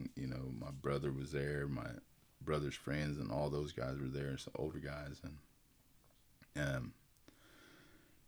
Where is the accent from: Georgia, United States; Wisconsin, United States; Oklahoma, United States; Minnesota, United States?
Oklahoma, United States; Preston; also born or lived in Tulsa, Oklahoma / Okmulgee, Oklahoma; I was born in Tulsa, Oklahoma. I was raised in Preston. I went to school at Preston for about, I don't know how many years it was, but I know I left in eighth or ninth grade. I had moved to Okmulgee